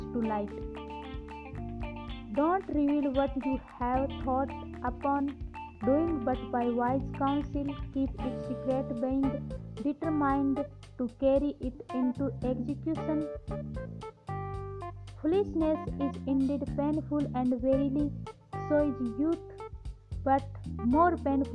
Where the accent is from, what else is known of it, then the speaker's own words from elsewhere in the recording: India; I am from India.